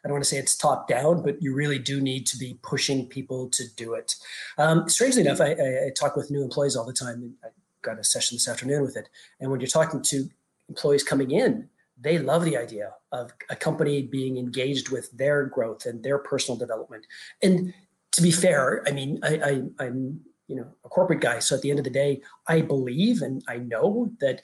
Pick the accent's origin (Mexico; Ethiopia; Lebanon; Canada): Canada; moved away as an adult; also born or lived in Europe / France; now in Dubai, United Arab Emirates; I'm Canadian